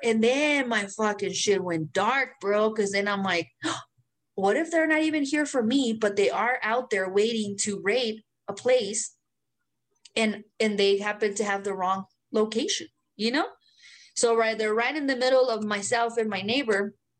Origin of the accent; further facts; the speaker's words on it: Mexico; English is a second language; now in United States; I'm a Mexican American